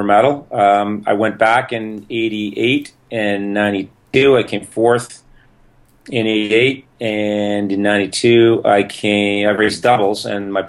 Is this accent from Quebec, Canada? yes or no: no; Toronto area, Ontario, Canada; I'm Canadian in the Toronto area, and I started canoeing when I was 11 years old at the local canoe club